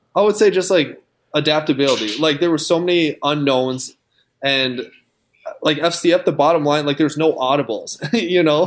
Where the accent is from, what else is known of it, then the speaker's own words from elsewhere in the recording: Rosemount, Minnesota, United States; born and raised in Minnesota, went to Rosemont